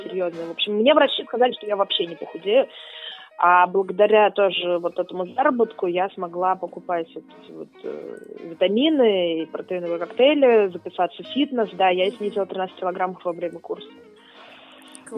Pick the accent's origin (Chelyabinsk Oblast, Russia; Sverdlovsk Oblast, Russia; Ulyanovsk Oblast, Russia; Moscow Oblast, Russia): Ulyanovsk Oblast, Russia; Ulyanovsk; moved away as an adult; also born or lived in Moscow; now in Krasnodar, Russia; я из Ульяновска изначально